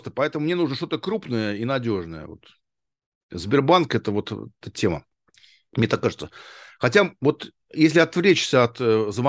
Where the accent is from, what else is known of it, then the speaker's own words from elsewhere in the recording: Arkhangelsk, Arkhangelsk Oblast, Russia; Да, да, Архангельск, Архангельск.